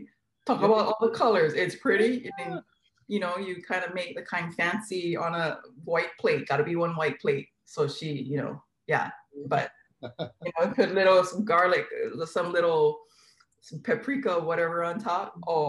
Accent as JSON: {"language": "English", "town": "Kaneohe", "region": "Hawaii", "country": "United States", "tie": "born or raised there", "said": "Oh my goodness. I went to King Intermediate in Kaneohe, the Cobras, King Zoo."}